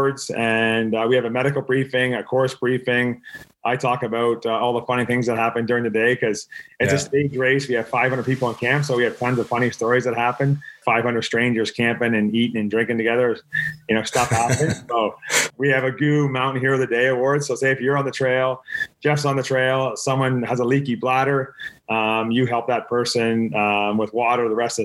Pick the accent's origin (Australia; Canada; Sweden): Canada; I'm from Canada